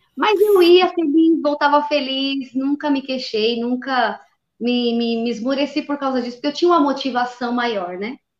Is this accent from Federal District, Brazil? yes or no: no; São Paulo, Brazil; sou de São Paulo, capital